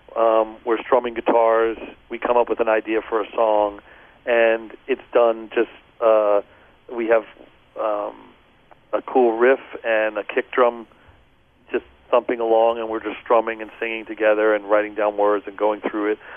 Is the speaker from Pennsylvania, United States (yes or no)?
yes; Philadelphia, Pennsylvania, United States; moved away; I grew up in outside of Philadelphia until I was about eight years old. Our house burned down. My parents got divorced, and we moved into the inner city in Philly